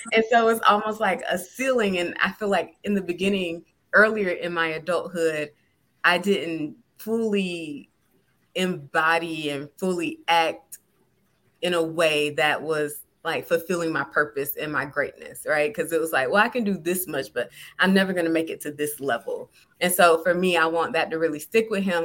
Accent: South Georgia, United States; growing up in South Georgia as a a young black girl

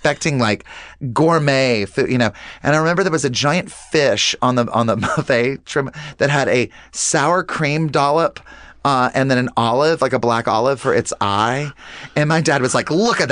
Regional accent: the South, United States; the way I was raised and just in the South too

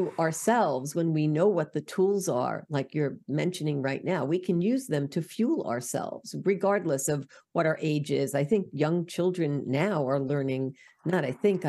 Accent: New York, United States; accent: New York; my New York accent

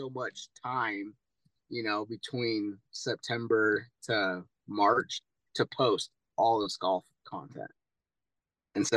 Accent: Ogden, Utah, United States; moved away; also born or lived in Texas; I was born and raised in Ogden, Utah.

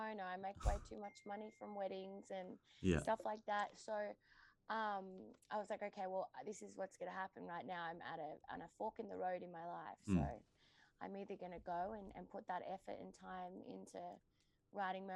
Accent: Mornington Peninsula, Melbourne, Victoria, Australia; moved away as an adult; also born or lived in Byron Bay / Gold Coast; I grew up on the Mornington

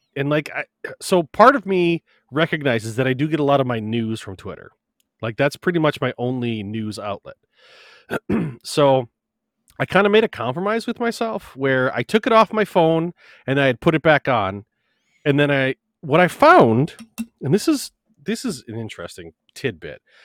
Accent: Wisconsin, United States; I'm coming from Wisconsin

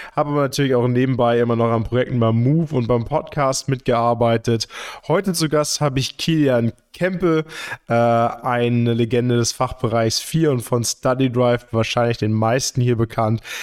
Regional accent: Hamburg, Germany; now in Münster, Germany; Ich komme ursprünglich aus Hamburg

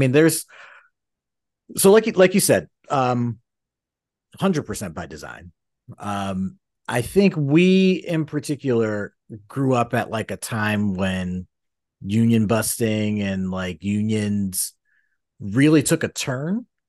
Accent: Philadelphia, Pennsylvania, United States; growing up in Philly, you get an interesting perspective on unions, because like, it's very much a labor town. It's very much a union town.

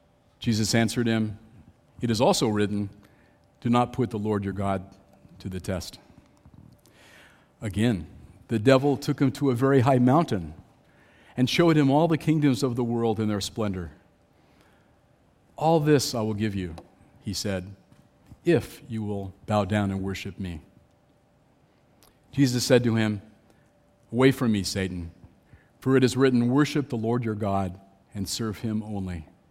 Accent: California, United States; I grew up in Southern California, and I remember what's called the Mojave Desert.

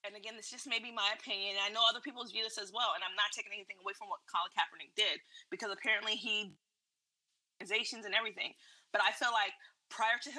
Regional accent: United States; I am an American, I was born American

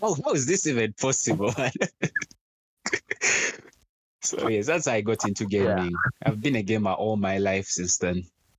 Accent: Kampala, Central Region, Uganda; I was studying from Nakasero Primary School.

